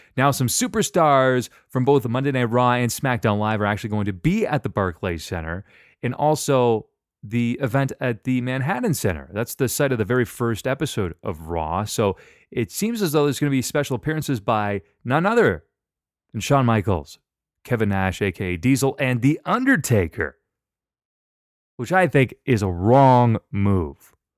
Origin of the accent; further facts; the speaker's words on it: Canada; I'm Canadian too.